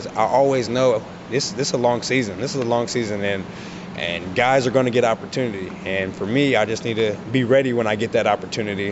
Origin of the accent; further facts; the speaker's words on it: West Coast, United States; moved away as an adult; now in Montreal, Canada; I'm from the West Coast